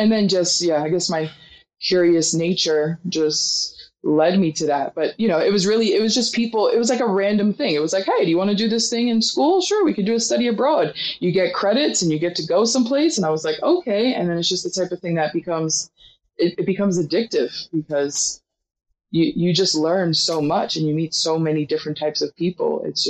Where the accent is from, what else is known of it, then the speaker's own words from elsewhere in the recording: Queens, New York, United States; And so when I was young, my dad used to take me and my little sister. We grew up in Queens